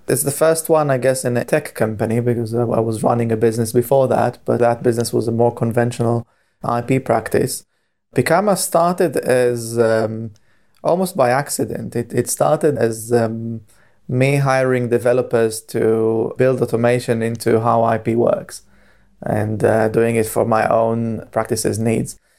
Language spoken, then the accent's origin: English; Israel; moved away as an adult; now in Cambridge, United Kingdom; I was born and bred in Israel